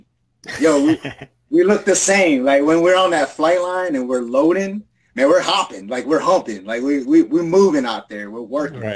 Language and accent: English; Hawaii, United States; moved away as an adult; I'm an island boy, so, I come from Hawaii.